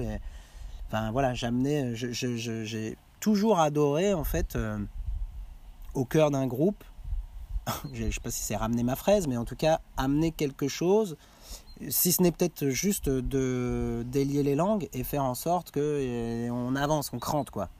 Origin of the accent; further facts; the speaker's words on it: Quevillon, Normandy, France; mon bled de Quevillon